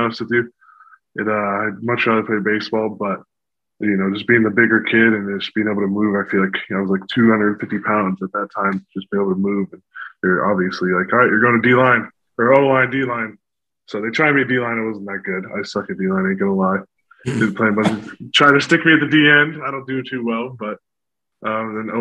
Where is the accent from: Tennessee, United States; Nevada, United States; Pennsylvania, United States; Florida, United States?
Nevada, United States; Las Vegas; moved away as an adult; I'm from Las Vegas, Nevada